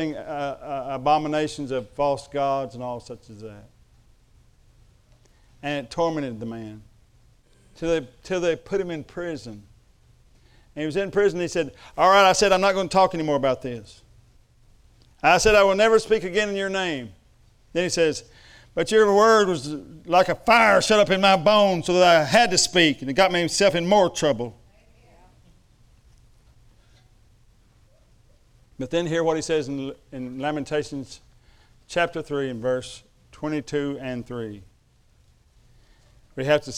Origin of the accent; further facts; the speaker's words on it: Chickasaw country, Oklahoma, United States; I come from Chickasaw country, when Ardmore is its capital.